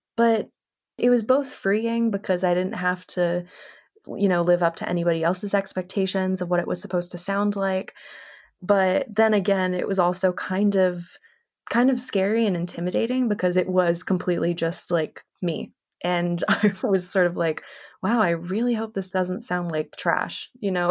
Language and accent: English; Los Angeles, California, United States; also born or lived in Connecticut; I was born and raised in Los Angeles